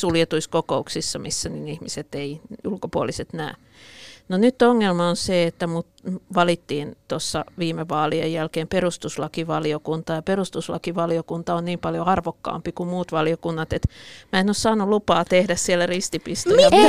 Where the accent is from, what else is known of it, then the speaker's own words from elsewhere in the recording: Pori, Satakunta, Finland; mä olen porilainen